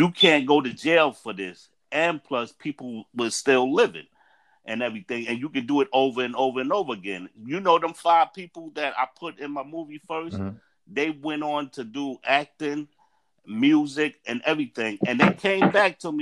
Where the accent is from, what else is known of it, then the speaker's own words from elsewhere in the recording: New York City, New York, United States; I was raised in Staten Island and Park Hill